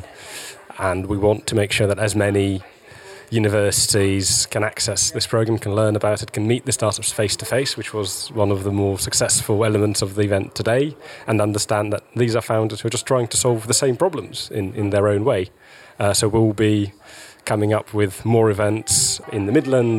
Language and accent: English; Russia; now in United Kingdom; I'm from Russia originally